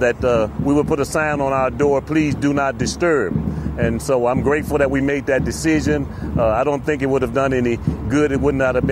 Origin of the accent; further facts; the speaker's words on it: St. Louis, Missouri, United States; I'm from the Show Me State. I'm from St. Louis, Missouri